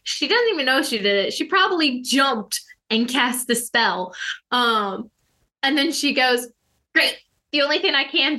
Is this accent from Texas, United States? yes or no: no; California, United States; No, I didn't. I grew up in California.